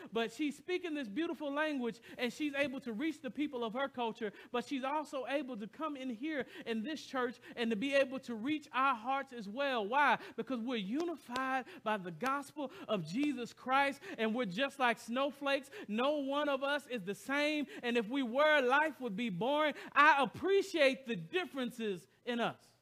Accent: the South, United States; now in Royal Oak, United States; I came from the heart of the South.

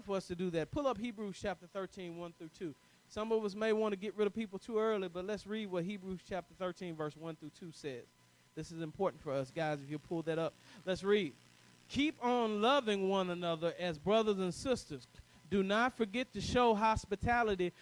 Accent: the South, United States; I'm from the South

